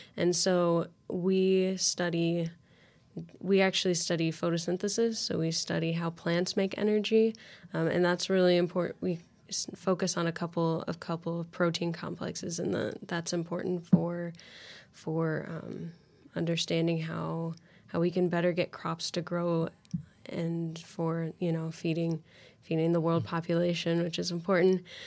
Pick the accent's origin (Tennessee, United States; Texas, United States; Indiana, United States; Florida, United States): Indiana, United States; Lafayette; I'm from Lafayette, Indiana, actually, so not too far away from Purdue at all. Um, I grew, grew up there